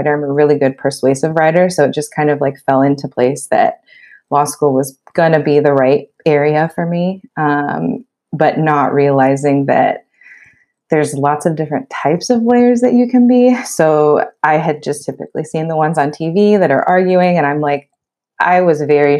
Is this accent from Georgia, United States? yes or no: no; Los Angeles, California, United States; also born or lived in Pennsylvania; I grew up in the Los Angeles area